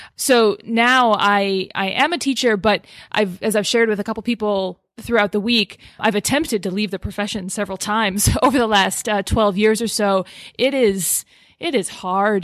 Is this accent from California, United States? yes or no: no; Boston area, Massachusetts, United States; I'm from the Boston area.